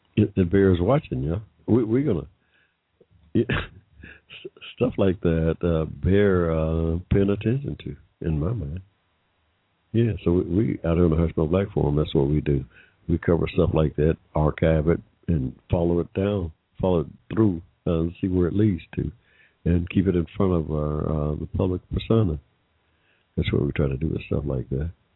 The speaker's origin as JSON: {"language": "English", "area": "Henry County", "region": "Georgia", "country": "United States", "tie": "born or raised there", "said": "I was born here in Georgia in 1945, yeah. Right in the middle of, I like to tell a story fondly, in the middle of a cotton field in Henry County, Georgia"}